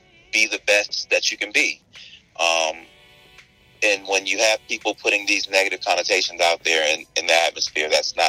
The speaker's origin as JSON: {"language": "English", "town": "Tallahassee", "region": "Florida", "country": "United States", "moved": "as an adult", "said": "I'm originally from Florida, from Tallahassee, Florida."}